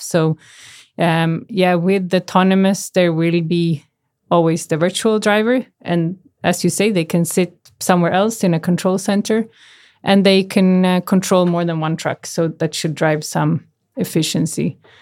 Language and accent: English; Canada; moved away; I grew up in Canada